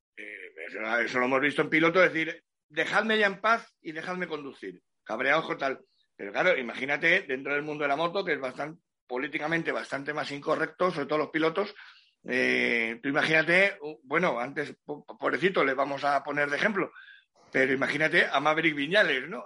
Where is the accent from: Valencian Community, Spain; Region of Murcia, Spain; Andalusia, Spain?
Andalusia, Spain; Cádiz province; toda mi tierra gaditana